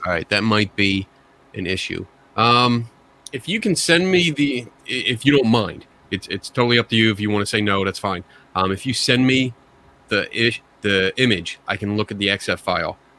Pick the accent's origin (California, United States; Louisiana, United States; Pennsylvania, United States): Pennsylvania, United States; Philadelphia; accent: Philly; my Philly accent